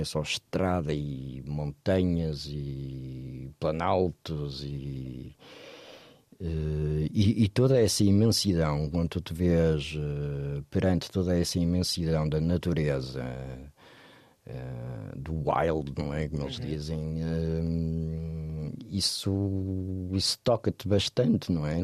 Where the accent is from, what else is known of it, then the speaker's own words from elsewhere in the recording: Porto, Norte, Portugal; moved away as an adult; also born or lived in Lisbon; eu cresci no Porto e comecei a trabalhar no jornalismo do Porto. Toda a minha família é do Porto